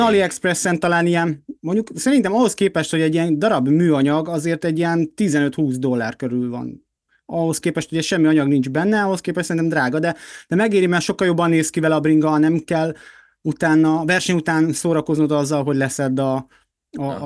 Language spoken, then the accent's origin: Hungarian; Hungary; magyarok vagyunk